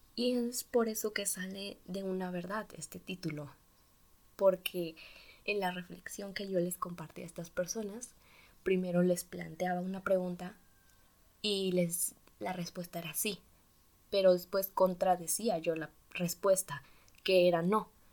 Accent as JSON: {"language": "Spanish", "country": "Mexico", "said": "tengo 15 años y soy de México. Bueno, pues también por eso este acento."}